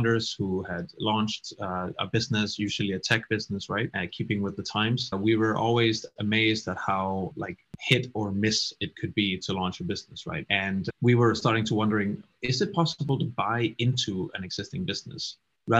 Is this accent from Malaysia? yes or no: no; Denmark; moved away as an adult; also born or lived in Copenhagen / United Kingdom; I'm originally from Denmark